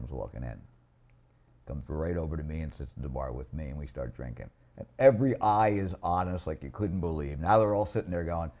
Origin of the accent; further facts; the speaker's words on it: New Jersey, United States; I'm a manager from Jersey.